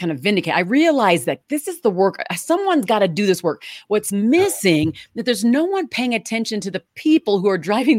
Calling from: Aurora, Colorado, United States; Well, I'm joining from Aurora, Colorado, which is a suburb from Denver.

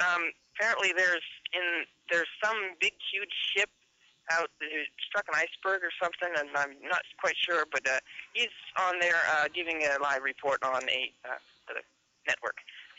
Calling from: Philadelphia, Pennsylvania, United States

